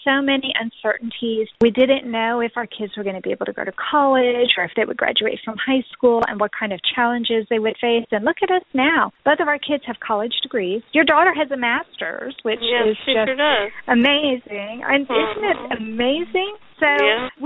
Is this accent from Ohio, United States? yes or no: no; Texas, United States; also born or lived in Florida; I was originally from Texas.